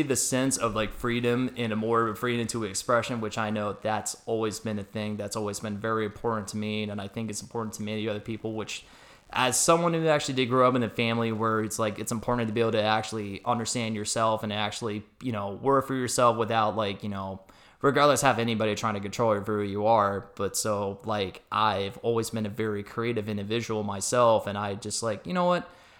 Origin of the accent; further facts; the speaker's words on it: Scottsdale, Arizona, United States; I was a Scottsdale native. I was born and raised in Arizona before, you know, the whole expansion thing kind of happened back in the late 90s.